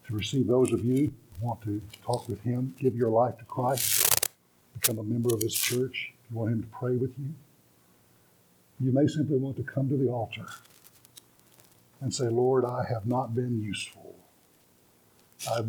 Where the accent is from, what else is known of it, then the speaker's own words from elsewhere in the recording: Beaumont, Texas, United States; I've spent my life growing up in Baptist churches, First Baptist Church, Beaumont, Texas, was my home church